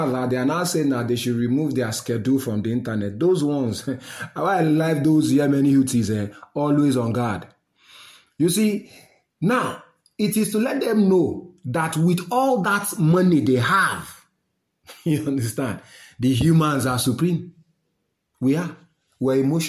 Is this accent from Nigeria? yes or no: yes; Nigeria; I'm a Nigerian